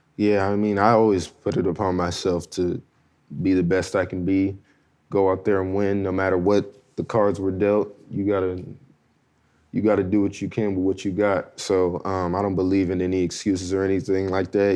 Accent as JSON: {"language": "English", "region": "Southern California", "country": "United States", "tie": "born or raised there", "said": "me growing up in SoCal"}